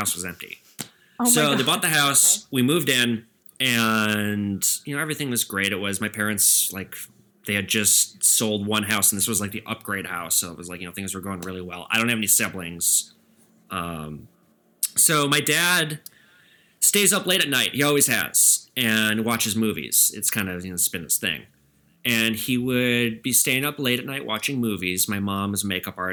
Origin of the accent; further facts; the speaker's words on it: Edina, Minnesota, United States; I'm from Edina, Minnesota